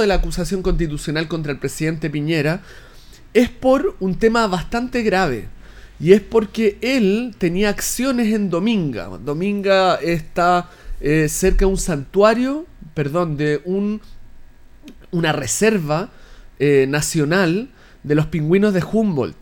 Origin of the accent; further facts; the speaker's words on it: Linares, Maule, Chile; yo soy de Linares.